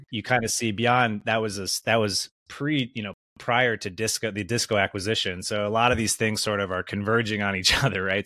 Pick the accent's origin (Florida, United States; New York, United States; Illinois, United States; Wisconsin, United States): Wisconsin, United States; I grew up in the Midwest, uh, you know, grew up in Wisconsin